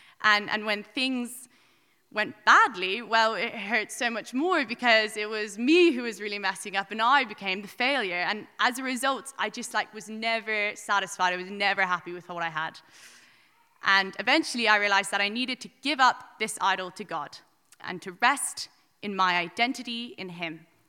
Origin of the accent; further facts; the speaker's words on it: Wicklow, Leinster, Ireland; I'm 20 years old and I'm from Wicklow, and I've decided to get baptized today